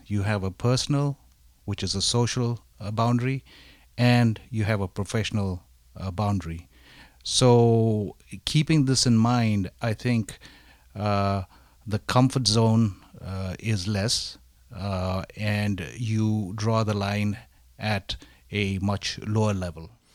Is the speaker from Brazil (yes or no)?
no; Darjeeling, West Bengal, India; growing up in Darjeeling, India, uh, in an Asian family